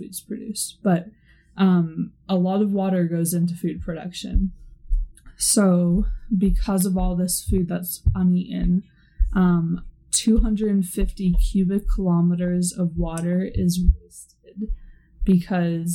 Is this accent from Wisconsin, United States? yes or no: no; Seattle, Washington, United States; I'm from Seattle.